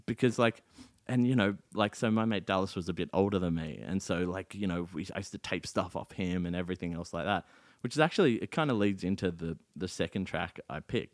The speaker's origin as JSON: {"language": "English", "country": "South Africa", "tie": "born or raised there", "moved": "yes", "lives_now": "Australia", "said": "my hometown of Lodium"}